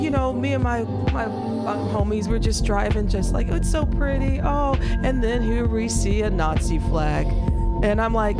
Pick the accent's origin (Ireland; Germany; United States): United States; Midwest; I'm from the Midwest.